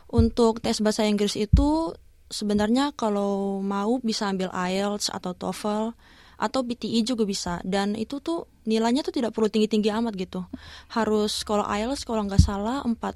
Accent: Serui, Papua, Indonesia; now in Jayapura, Indonesia; Saya aslinya orang Papua dari Serui, lebih Serui.

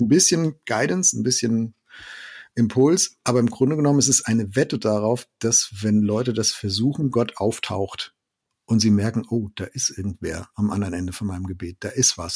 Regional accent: Germany; Bei uns in Deutschland

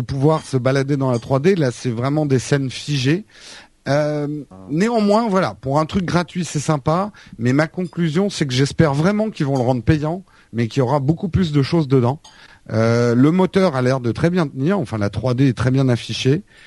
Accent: Paris, Île-de-France, France; en tant que Parisien

